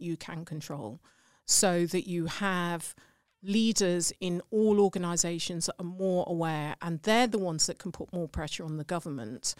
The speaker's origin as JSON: {"language": "English", "region": "England", "country": "United Kingdom", "accent": "English", "said": "my English accent"}